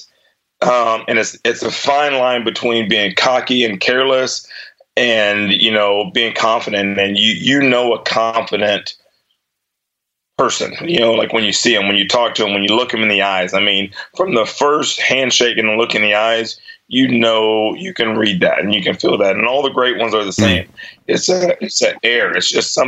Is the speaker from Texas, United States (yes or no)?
yes; Mexia, Texas, United States; also born or lived in Dallas; growing up in Mahia? I was like, it was awesome.